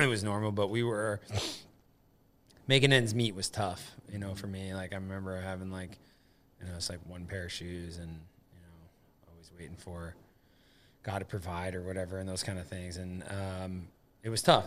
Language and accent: English; upstate New York, United States; moved away; also born or lived in Montana; It was a weird microcosm, like, upstate New York, 'cause it's very rural